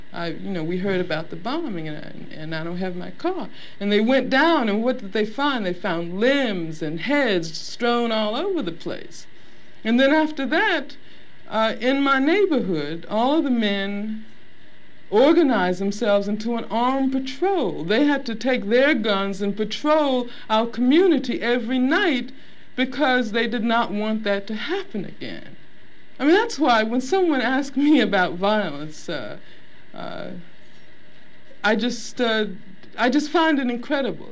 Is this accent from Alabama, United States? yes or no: yes; Birmingham, Alabama, United States; I grew up in Birmingham, Alabama